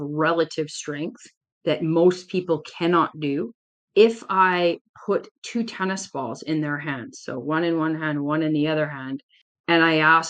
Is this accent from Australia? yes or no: no; Canada; I'm Canadian